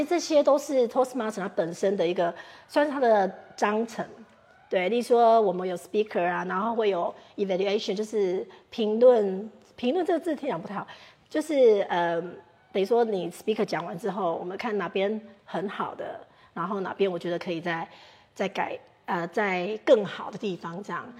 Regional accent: Taiwan; 因为毕竟英国比我们台湾物价高很多

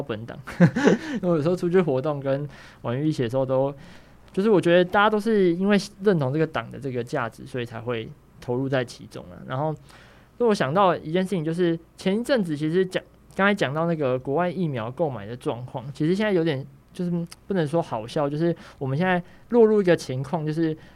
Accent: Taiwan; 我是从台湾来的

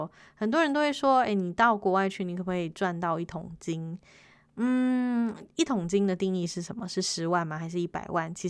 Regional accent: Taiwan; 我是台湾人，Olen 台湾尼莱嫩。

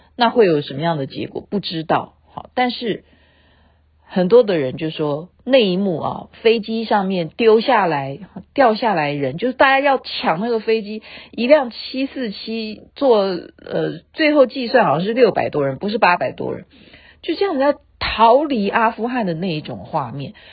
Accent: Taiwan; 因为我是眷村长大的

